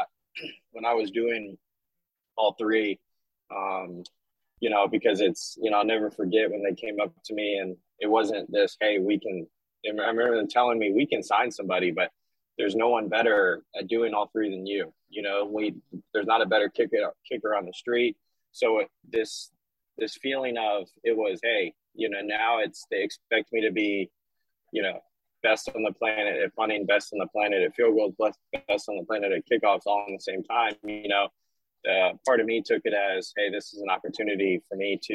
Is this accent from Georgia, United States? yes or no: yes; Atlanta, Georgia, United States; moved away as an adult; also born or lived in Los Angeles / Vancouver / Washington, D.C.; now in Birmingham, United States; Being born and raised in Atlanta, I've been fortunate to live in so many places